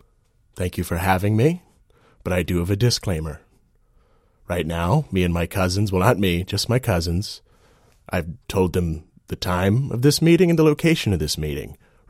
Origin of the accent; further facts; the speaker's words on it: Virginia, United States; I'm from Jefferson County, Virginia. I grew up in a big family.